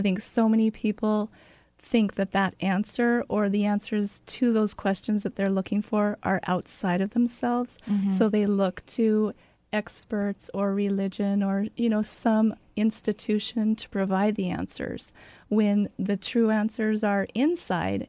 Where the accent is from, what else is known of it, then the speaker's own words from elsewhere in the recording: Spokane, Washington, United States; now in Federal Way, United States; I grew up in Spokane